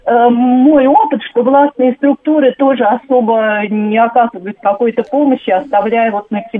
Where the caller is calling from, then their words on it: Moscow Oblast, Russia; А, здравствуйте, Татьяна, я из Подмосковья.